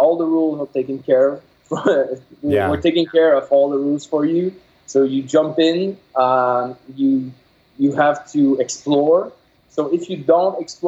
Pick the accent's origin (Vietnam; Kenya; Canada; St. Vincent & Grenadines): Canada; Quebec; first language French; English is a second language; I'm from Quebec, so my first language is French.